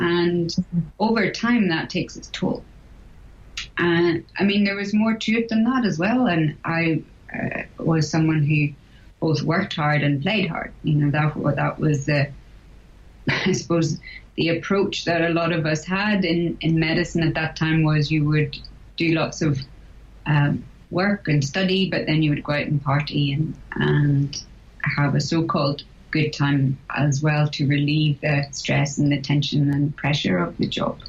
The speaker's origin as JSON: {"language": "English", "region": "Northern Ireland", "country": "United Kingdom", "tie": "born or raised there", "moved": "as an adult", "said": "I was born and brought up in Northern Ireland"}